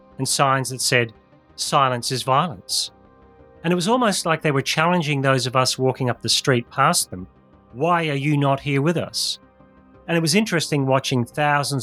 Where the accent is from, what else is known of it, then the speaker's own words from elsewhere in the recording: Northern Ireland, United Kingdom; as Northern Irish people tend